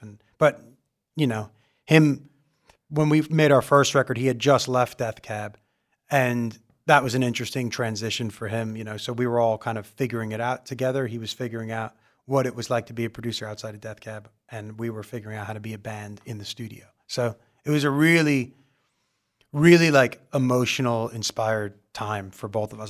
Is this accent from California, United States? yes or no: no; Long Island, New York, United States; moved away as an adult; also born or lived in Pomfret, Connecticut; now in Los Angeles, United States; I'm from Long Island.